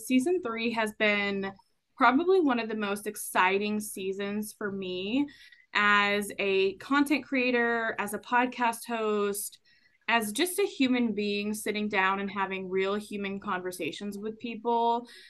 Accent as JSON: {"language": "English", "region": "Texas", "country": "United States", "tie": "born or raised there", "said": "I was born in Texas"}